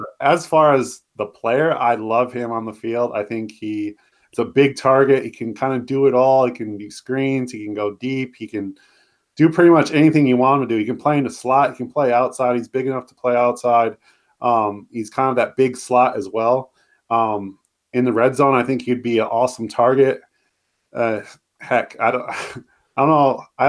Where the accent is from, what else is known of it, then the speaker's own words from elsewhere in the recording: Minnesota, United States; moved away; I'm from Minnesota.